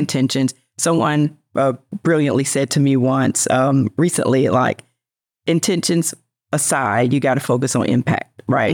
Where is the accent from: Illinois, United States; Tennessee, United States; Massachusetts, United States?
Tennessee, United States; Memphis; I was born and raised in poverty in Memphis